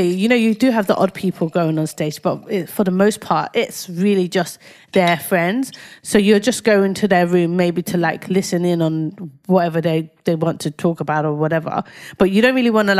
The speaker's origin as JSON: {"language": "English", "region": "London", "country": "United Kingdom", "tie": "born or raised there", "said": "I grew up in Whitechapel"}